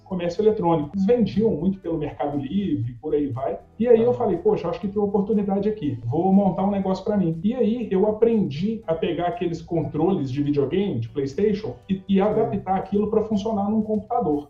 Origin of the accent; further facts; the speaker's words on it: Belo Horizonte, Minas Gerais, Brazil; sou de Belo Horizonte, Minas Gerais